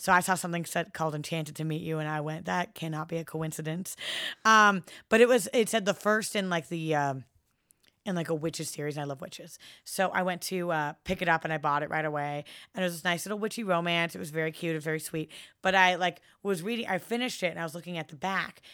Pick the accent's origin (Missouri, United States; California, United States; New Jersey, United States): California, United States; San Francisco; I was very, very lucky to grow up someplace as, uh, liberal and free and open as, as San Francisco